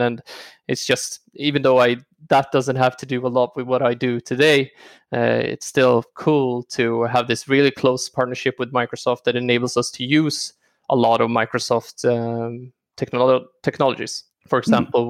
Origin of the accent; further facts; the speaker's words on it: Stockholm, Stockholm County, Sweden; also born or lived in Örebro; I am born and raised in Stockholm. Uh, lived here all my life, except for studying three years at university in Örebro.